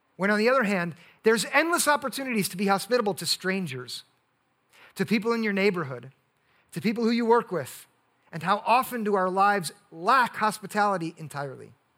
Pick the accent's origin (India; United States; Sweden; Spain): United States; we're in as American Christians